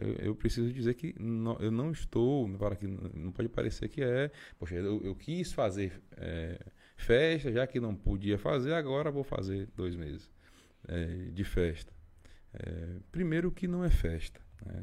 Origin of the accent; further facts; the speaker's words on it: Bahia, Brazil; eu sou baiano